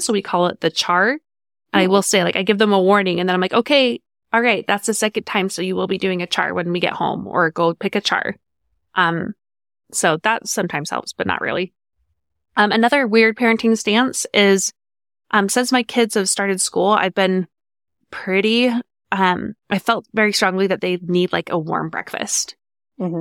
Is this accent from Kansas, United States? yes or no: no; Farmington, Utah, United States; I grew up in Farmington, Utah. I moved into my house at six months old and stayed there until I was 18